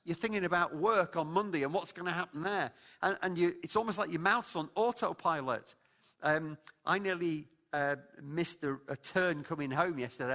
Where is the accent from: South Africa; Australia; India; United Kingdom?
United Kingdom; Lancashire, North West England; also born or lived in London, United Kingdom; now in Scotland, United Kingdom; I'm from Lancashire.